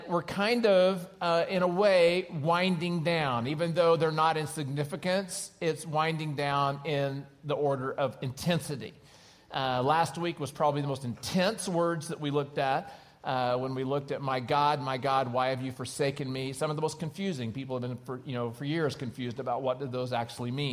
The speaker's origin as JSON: {"language": "English", "region": "Oklahoma", "country": "United States", "tie": "born or raised there", "moved": "yes", "lives_now": "California, United States", "said": "I grew up in Oklahoma"}